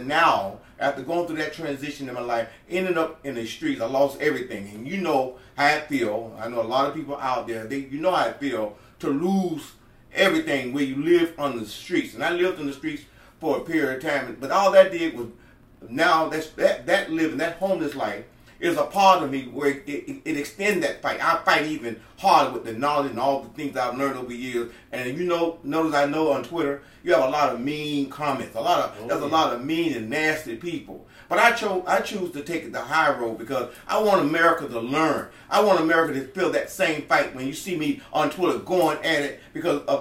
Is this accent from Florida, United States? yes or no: yes; Homestead, Florida, United States; I grew up here in Homestead, Florida City